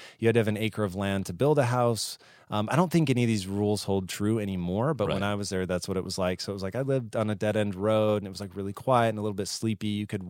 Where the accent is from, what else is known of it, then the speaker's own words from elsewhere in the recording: Tacoma, Washington, United States; Tacoma, Washington.